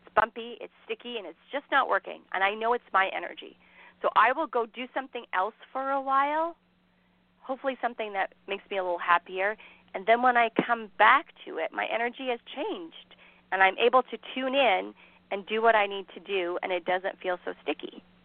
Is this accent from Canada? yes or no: yes; Canada; I am Canadian